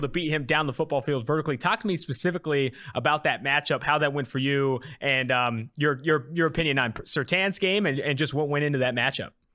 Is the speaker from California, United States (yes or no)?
yes; California, United States; now in Cincinnati, United States; I'm originally from California